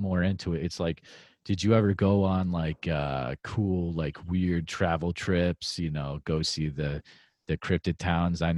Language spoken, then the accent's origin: English; Northeast, United States; I grew up in the Northeast